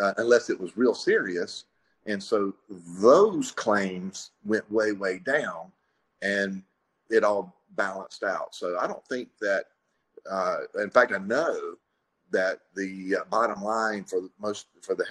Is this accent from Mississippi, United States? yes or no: yes; Pascagoula, Mississippi, United States; moved away as an adult; also born or lived in Jackson, Mississippi; now in Madison, United States; I started out in life in Pascagoula. That's where I graduated from high school